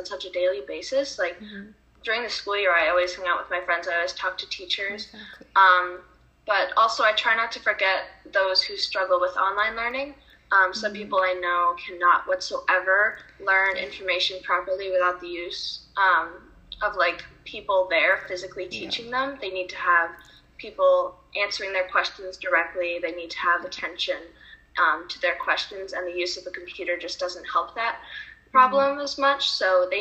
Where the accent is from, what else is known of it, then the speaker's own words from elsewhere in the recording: Rochester, New York, United States; I'm from Rochester, New York, and I'm going to be a junior